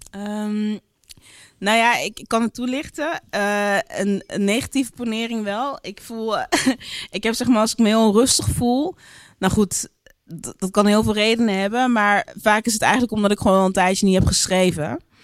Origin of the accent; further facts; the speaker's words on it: Geleen, Limburg, Netherlands; moved away; also born or lived in Brabant / Utrecht; ik ben daar heel erg fijn, eh, fijn opgegroeid